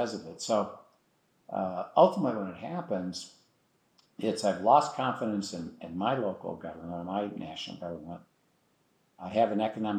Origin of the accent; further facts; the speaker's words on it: United States; I'm an American